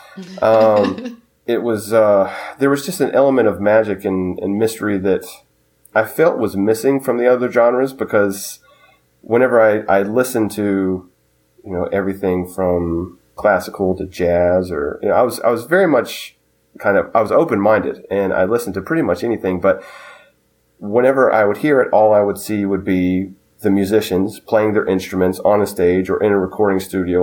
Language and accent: English; Concord, North Carolina, United States; me being a preteen, growing up in Concord, North Carolina